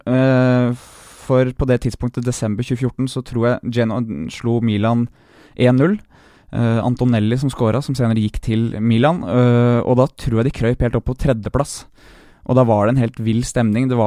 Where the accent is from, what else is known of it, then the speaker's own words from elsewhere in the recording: Bråstad, Norway; jeg kommer fra Bråstad gård.